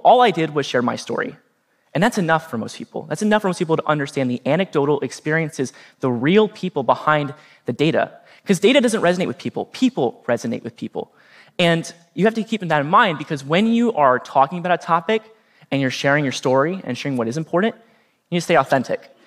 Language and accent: English; Norwalk, Ohio, United States; my hometown of Norwalk, Ohio